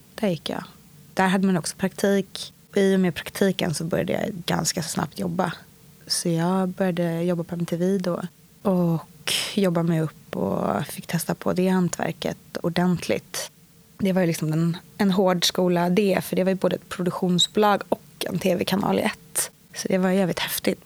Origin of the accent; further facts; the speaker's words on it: Stockholm, Stockholm County, Sweden; Jag är uppväxt på Östermalm i Stockholm hos min mamma och pappa